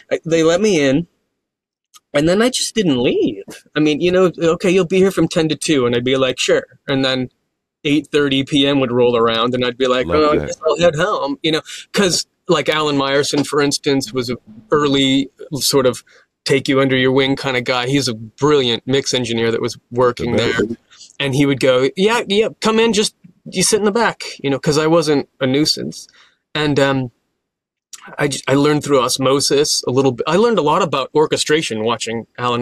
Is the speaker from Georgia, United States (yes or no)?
no; Orange County, California, United States; also born or lived in Berkeley, California; I grew up in Orange County